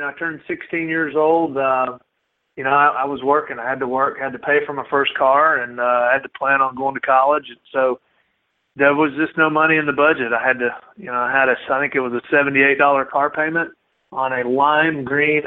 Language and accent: English; Marietta, Georgia, United States; born or raised there; also born or lived in Athens, Georgia